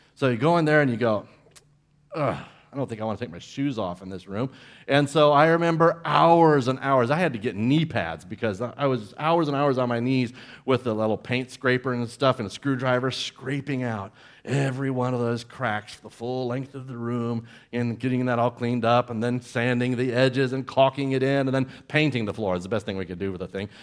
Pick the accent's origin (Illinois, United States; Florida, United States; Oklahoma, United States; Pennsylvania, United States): Florida, United States; Central; growing up in Central Florida